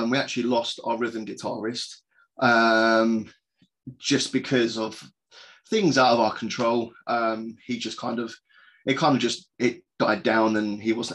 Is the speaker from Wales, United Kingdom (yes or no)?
no; Croydon, London, United Kingdom; my hometown of Croydon in London